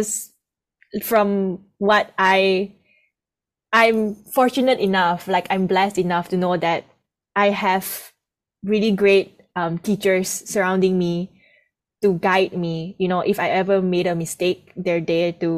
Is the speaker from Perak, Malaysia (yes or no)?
no; Kuching, Sarawak, Malaysia; now in Kuala Lumpur, Malaysia; I'm actually from a small island called Borneo. And in Borneo, there's this city called Kuching, Sarawak. So that's where I'm actually from.